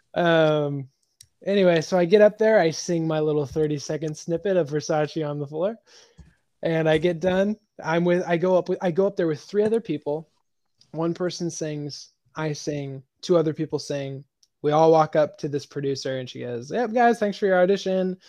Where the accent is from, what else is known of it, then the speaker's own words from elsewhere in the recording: Nebraska, United States; moved away as an adult; now in Nashville, United States; when I moved from Nebraska to Nashville